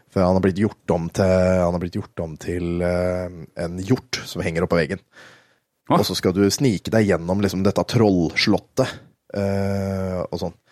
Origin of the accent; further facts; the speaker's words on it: Østfold, Norway; vi er fra Østfold, vet du, så er det PES.